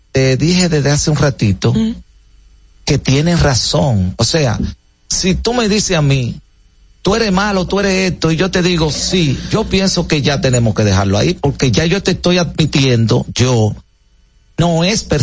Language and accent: Spanish; Santo Domingo, Distrito Nacional, Dominican Republic; vengo de un barrio de San Carlos, de un patio, parte atrás.